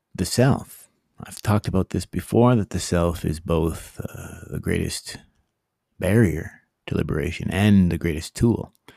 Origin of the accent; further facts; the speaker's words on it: Canada; as a Canadian